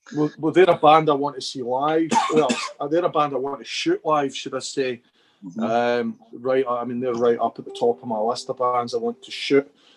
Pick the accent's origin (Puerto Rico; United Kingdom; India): United Kingdom; Scotland; we're a bit biased being Scottish